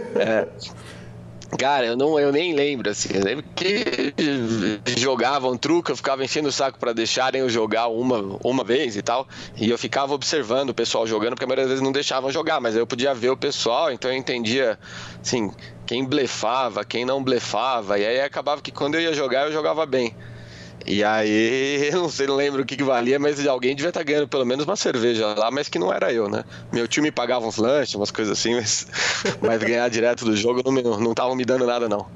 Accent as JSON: {"language": "Portuguese", "town": "Guarulhos", "region": "São Paulo", "country": "Brazil", "tie": "born or raised there", "said": "eu cresci em Guarulhos, né? Eu nasci em São Paulo, vim, vim para Guarulhos quando era muito pequeno"}